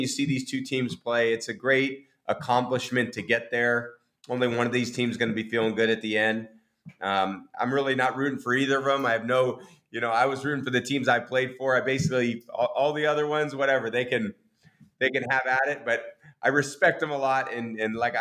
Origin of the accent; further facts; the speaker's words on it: Bay Area, California, United States; moved away; also born or lived in Michigan / New England / Tampa; I grew up in the Bay Area